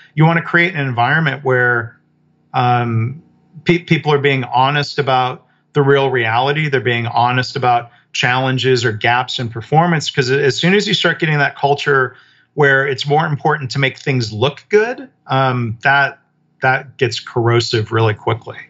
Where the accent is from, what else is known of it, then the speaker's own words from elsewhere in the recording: Michigan, United States; I grew up in Michigan around the auto industry.